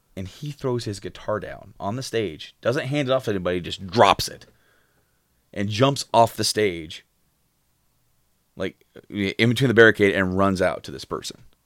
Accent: Frankfort, Indiana, United States; we were from, like, uh, just north of Indy in Frankfurt

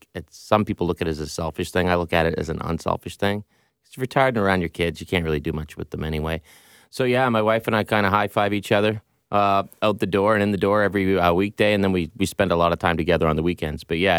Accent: Pictou, Nova Scotia, Canada; Can I say ditto to the first answer? Pretty much the same as what Frank said. I'm 70s/80s. So, my dad was the local doctor

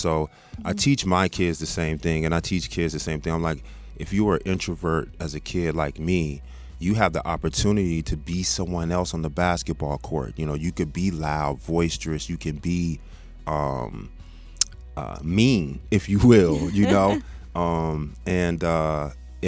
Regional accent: Texas, United States; also born or lived in South Bend, Indiana / Michigan; when my father's job was transferred to Texas when I was 5 years old, so he moved the family down, down there. And so virtually, I grew up in Texas

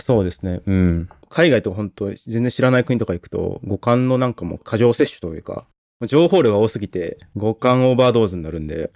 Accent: Hyogo, Japan; moved away as an adult; also born or lived in Tokyo; 僕は兵庫県出身で、でかなりもう田舎の方でもう限界集落みたいなところで育ったんですよね

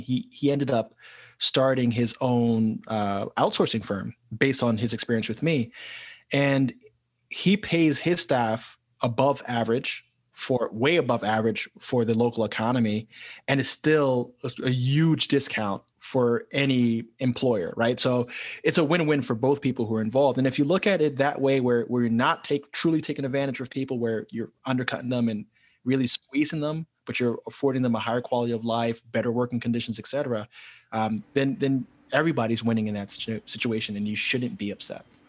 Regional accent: New York City, New York, United States; moved away as an adult; also born or lived in Colombia / Italy / Brazil; being born and raised in New York City

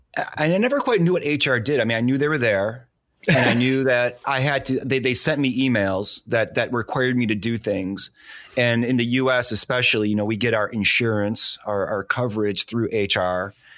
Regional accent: Detroit, Michigan, United States; moved away; I'm originally from Detroit

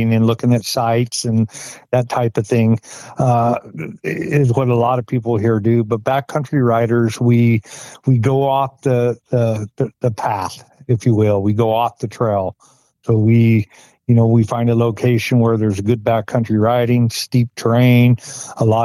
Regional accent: Pocatello, Idaho, United States; I'm born and raised in Pocatello, Idaho

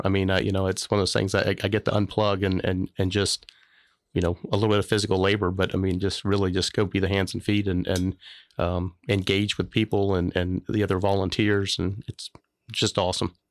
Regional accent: Florida, United States; moved away as an adult; also born or lived in Macomb, Illinois; I grew up in Florida

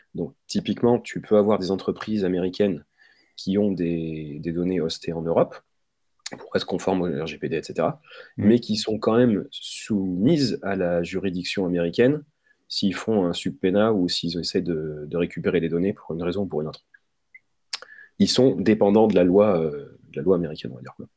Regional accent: France; on est français

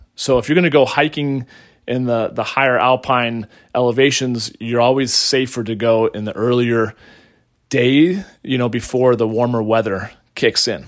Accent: Colorado, United States; right here in my home state of Colorado

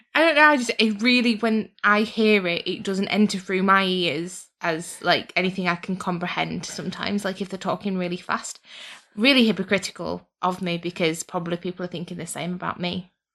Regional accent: United Kingdom; we are British

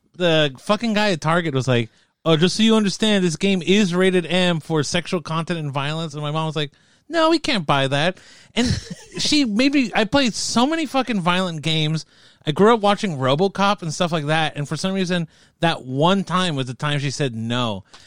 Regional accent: United States; accent: American; also born or lived in South America; I probably sound so fucking American, but I'm Latino, okay? So, like, no, but I grew up, like, in a, in a real, like, Latino neighborhood.

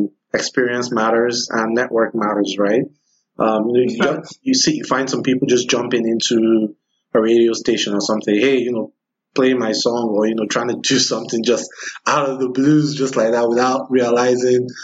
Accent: Nigeria; moved away as an adult; before I left Nigeria, a couple of people who schooled, so I went to University of Benin

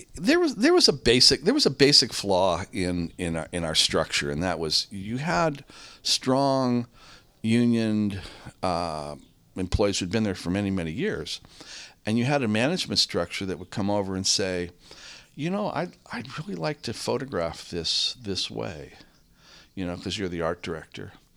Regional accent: San Rafael, California, United States; also born or lived in San Francisco; I grew up in Marin. I grew up in San Rafael.

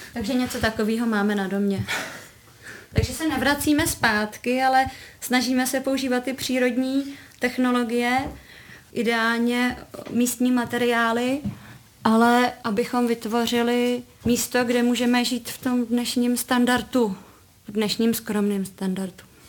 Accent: České Budějovice, South Bohemian Region, Czechia; Já jsem z Budějovic, ale úplně od malinka jsem jezdila kousíček sem do Novohradek na chatu.

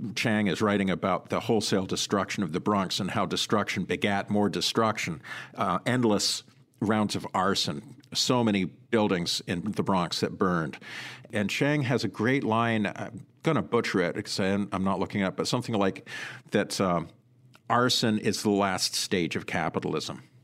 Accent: Sudbury, Ontario, Canada; now in United States; I grew up in Sudbury, Ontario. It's a mining city

